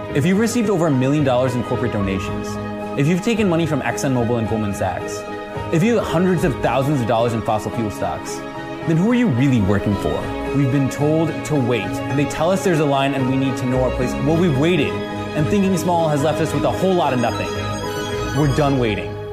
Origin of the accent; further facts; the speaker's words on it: Ann Arbor, Michigan, United States; I grew up in Ann Arbor, and I'm a medical student at the University of Michigan.